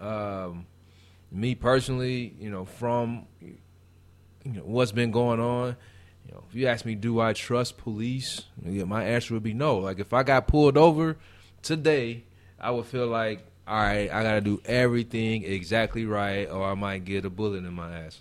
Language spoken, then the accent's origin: English; Gary, Indiana, United States; moved away; I'm from Gary, Indiana.